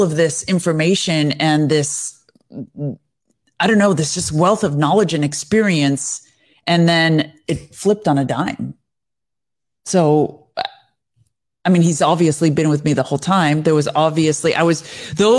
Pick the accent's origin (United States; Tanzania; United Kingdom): United States; I'm an American